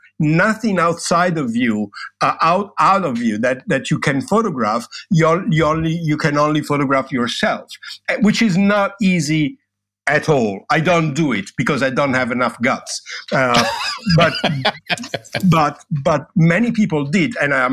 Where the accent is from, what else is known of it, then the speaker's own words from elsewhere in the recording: Rome, Lazio, Italy; I'm from Rome. That means I'm Italian.